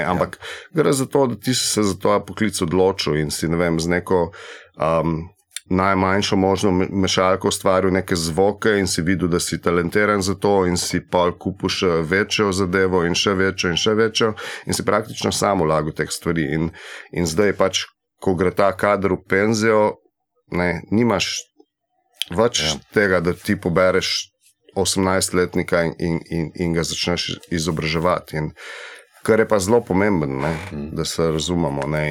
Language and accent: Slovenian; Slovenia